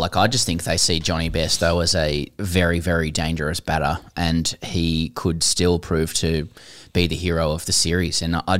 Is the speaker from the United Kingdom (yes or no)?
no; Australia; as an Australian fan, I still feel like he can do damage.